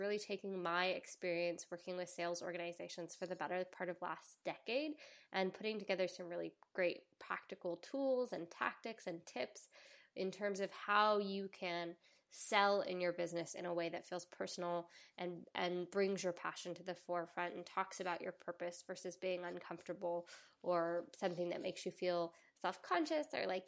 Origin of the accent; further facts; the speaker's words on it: the South, United States; accent: Southern; When I'm talking to my family in the South, my Southern accent turns on.